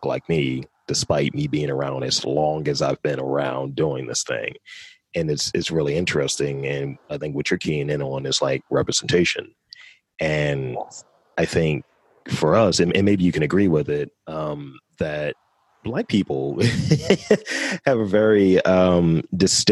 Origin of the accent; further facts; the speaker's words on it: Baltimore, Maryland, United States; I'm straight from Baltimore as well. Always been here